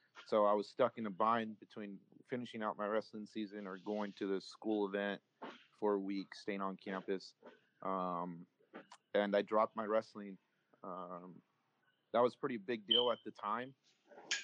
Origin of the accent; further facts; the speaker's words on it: Tulare, California, United States; also born or lived in Santa Maria, California / Ridgecrest, California; we moved to Tulare. We've been here since, I want to say, the second grade. I was probably about 7 years old